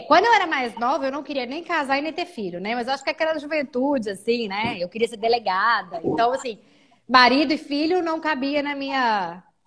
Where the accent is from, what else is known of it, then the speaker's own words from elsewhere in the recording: Belo Horizonte, Minas Gerais, Brazil; moved away as an adult; now in Maringá, Brazil; eu sou mineira, eu sou de BH